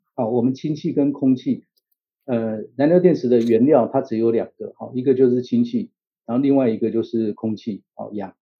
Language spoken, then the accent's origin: Chinese; Taiwan; 我们台湾